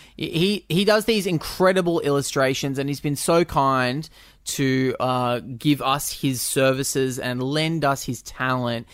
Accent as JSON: {"language": "English", "country": "Australia"}